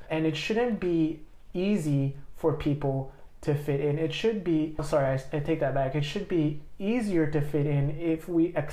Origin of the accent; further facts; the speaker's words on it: Australia; you have to say oh, I'm only I'm Australian, and you, you can't feel this safety to say Australian, Lao